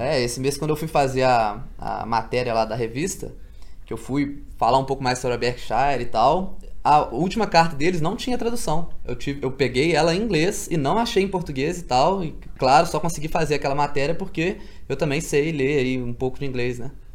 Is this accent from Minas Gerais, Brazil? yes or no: yes; Minas Gerais, Brazil; also born or lived in Juiz de Fora; eu sou lá de Minas, moro em Juiz de Fora